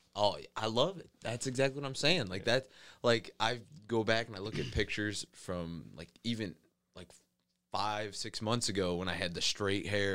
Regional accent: Rossford, Ohio, United States; I'm from Rossford, Ohio, a little small town right outside Toledo

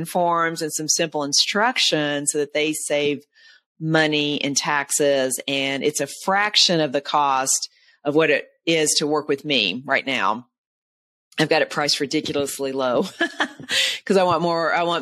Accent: Nashville, Tennessee, United States; it was in Nashville, Tennessee, if you can't tell by my accent

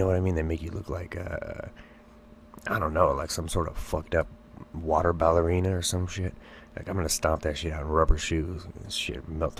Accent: California, United States; I barely survived growing up in the ghetto in California

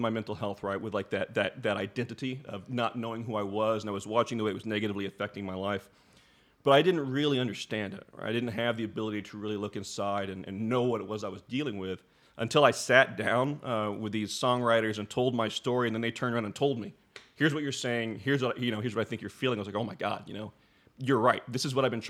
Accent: Muskogee, Oklahoma, United States; I grew up in Northeast Oklahoma. I am a legit OG Okie from Muskogee

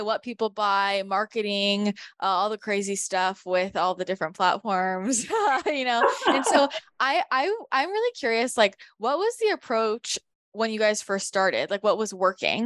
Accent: Northern California, United States; I grew up in NorCal.

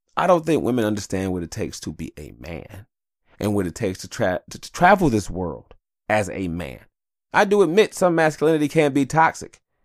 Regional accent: Detroit, Michigan, United States; I was born in Detroit, I wanna die in Detroit

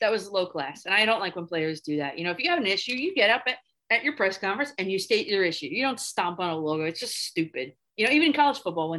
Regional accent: New Jersey, United States; I'm from New Jersey, and when they were the New Jersey Nets, like those are my Nets

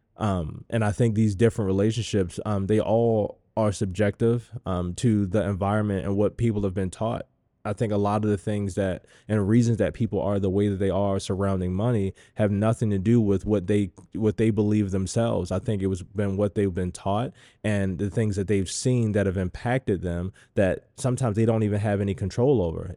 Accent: Baltimore, Maryland, United States; I grew up in Baltimore

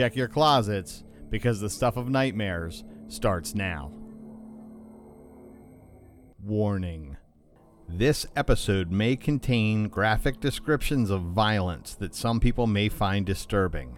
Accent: Pennsylvania, United States; I grew up in Pennsylvania, where the summers are hot and muggy, and the winters are usually cold and snowy

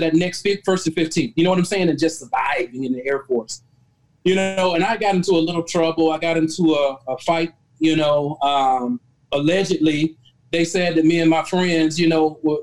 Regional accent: Albany, Georgia, United States; moved away; I was from Albany, Georgia. It's a small town in Southwest Georgia

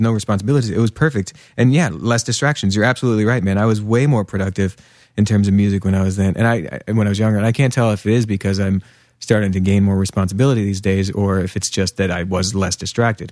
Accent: Pennsylvania, United States; also born or lived in New York; now in Portland, United States; He and I grew up together in Pennsylvania, just a couple hours west of here.

